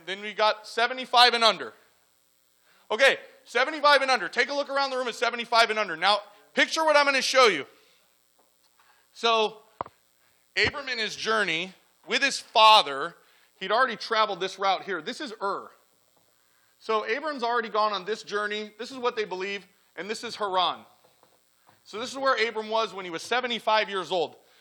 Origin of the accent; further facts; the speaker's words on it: La Mirada, California, United States; moved away as an adult; I grew up in La Mirada, Whittier area. i lived there over 35 years and I just up and left.